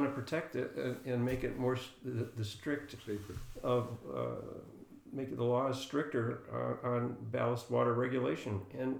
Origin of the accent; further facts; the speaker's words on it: Michigan, United States; I found out that I was also the chairman of that group by the fact that I was from Michigan.